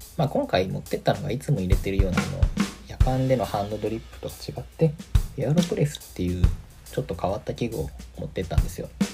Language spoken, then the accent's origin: Japanese; Musashimurayama, Tokyo, Japan; 僕東京出身なんですけど